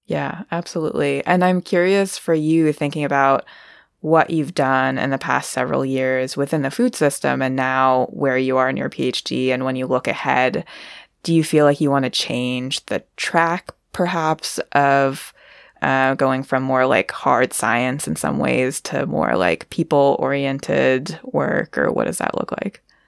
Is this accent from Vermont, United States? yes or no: yes; Vermont, United States; also born or lived in China; So I was born in China and raised in the US. I was adopted by two white parents, and I grew up in the Northeast US in Vermont.